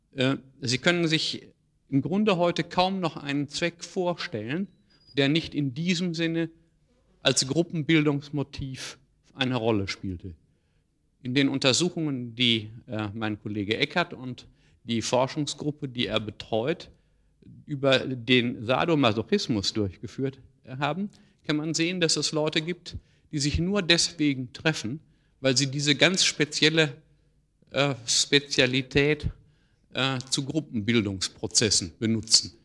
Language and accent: German; Ruhr area, North Rhine-Westphalia, Germany; In meiner Heimat, im Ruhrgebiet, gab es in meiner Jugend viele äh, Kaninchenzüchtervereine